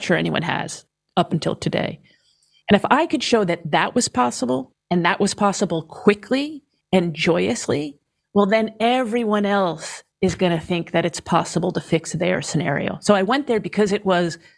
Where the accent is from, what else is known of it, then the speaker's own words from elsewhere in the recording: New York, United States; I'm from New York